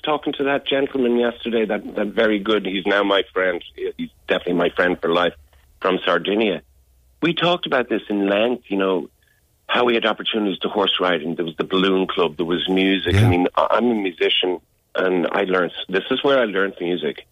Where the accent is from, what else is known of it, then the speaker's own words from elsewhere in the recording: Dublin, Leinster, Ireland; moved away as an adult; also born or lived in Chicago, United States / England; I was born in Chicago, but I was raised in Dublin. I only lived in Chicago for a month